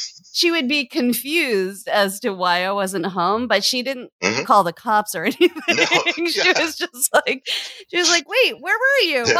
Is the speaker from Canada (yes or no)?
yes; Canada; also born or lived in Halifax, Canada; Yeah, I grew up in Canada, a couple different places, but like I remember Halifax the most